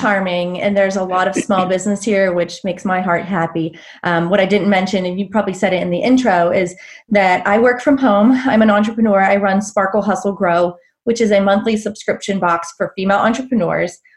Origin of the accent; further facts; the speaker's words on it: Pittsburgh, Pennsylvania, United States; moved away as an adult; also born or lived in Charlotte, North Carolina; now in Black Mountain, United States; I'm originally from the Pittsburgh area, and I moved down south